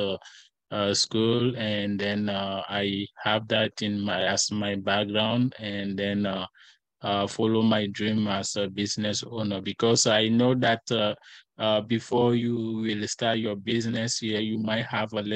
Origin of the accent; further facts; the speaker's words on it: Togo; English is a second language; moved away as an adult; also born or lived in Illinois, United States; now in Iowa, United States; I was born and raised in Africa